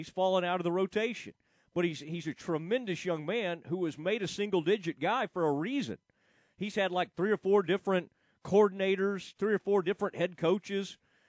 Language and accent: English; Kaufman, Texas, United States; where I grew up in Kaufman, Texas.